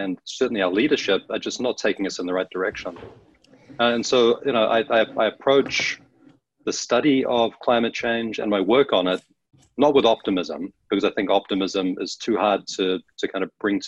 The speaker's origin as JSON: {"language": "English", "country": "New Zealand", "tie": "born or raised there", "moved": "as an adult", "lives_now": "Washington, D.C., United States", "said": "I grew up in New Zealand, found my way to the States later in life"}